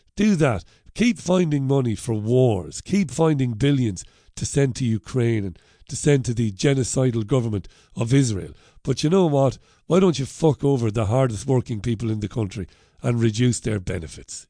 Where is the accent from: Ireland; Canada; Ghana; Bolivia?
Ireland; now in United Kingdom; I'm an Irishman living in the U K